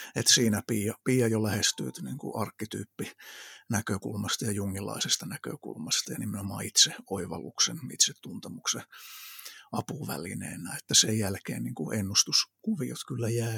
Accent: Kokkola, Central Ostrobothnia, Finland; also born or lived in Iraq; Kokkolassa on syntynyt siellä kasvanut ja, ja sitten tosissaan se ihan varhaislapsuus meni Lähi-idässä Irakin aavikolla. Siellä oltiin kolme ja puoli vuotta ja sitten tultiin takaisin Suomeen

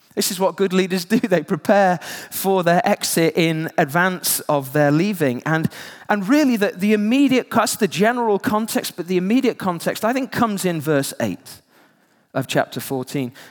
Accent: Yorkshire and the Humber, United Kingdom; I grew up in West Yorkshire

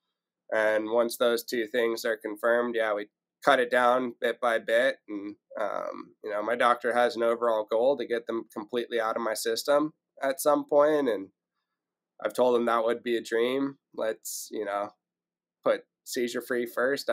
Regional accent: San Francisco, California, United States; moved away; also born or lived in Marin County, California / Ventura County area, California; I grew up in the Bay Area

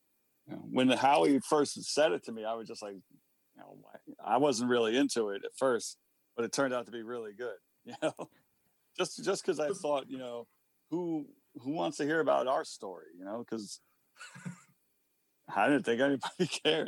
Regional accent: New York City, New York, United States; me and Peter are two guys from Queens.

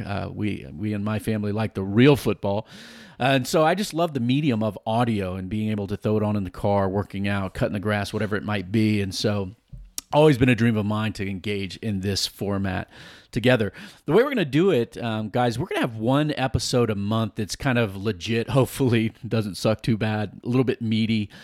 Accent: Virginia Beach, Virginia, United States; moved away; I grew up in Virginia Beach

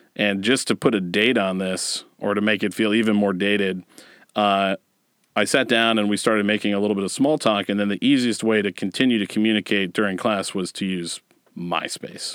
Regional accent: Westerville, Ohio, United States; I grew up in Westerville, Ohio

